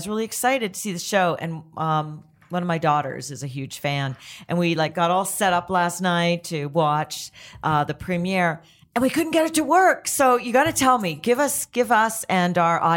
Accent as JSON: {"language": "English", "country": "Canada", "said": "I'm Canadian"}